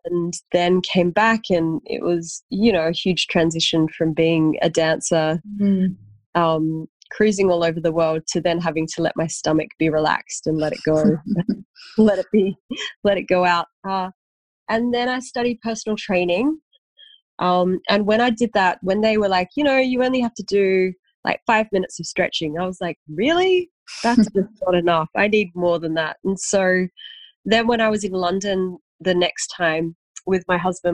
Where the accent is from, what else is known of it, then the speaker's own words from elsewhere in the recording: Sydney, New South Wales, Australia; also born or lived in Bondi, Sydney; now in Sydney, Australia; I was born in Wurunga, so Gurungai.